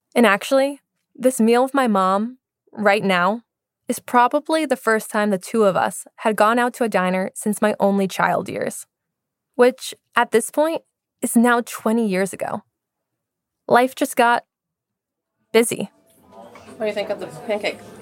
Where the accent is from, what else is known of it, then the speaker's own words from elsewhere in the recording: Salem, Massachusetts, United States; moved away as an adult; also born or lived in Laos; in my hometown of Salem, Massachusetts.